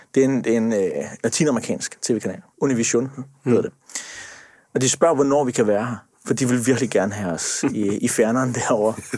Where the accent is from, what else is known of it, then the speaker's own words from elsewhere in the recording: Sønderborg, Southern Denmark, Denmark; Jeg kommer fra Sønderborg